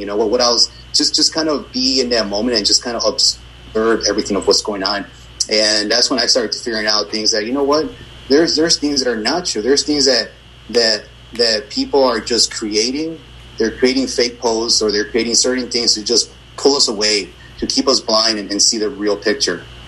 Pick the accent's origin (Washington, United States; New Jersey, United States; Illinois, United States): Illinois, United States; Chicago; I'm from Brighton Park, which is kind of a, a sleepy, a sleepy yet violent neighborhood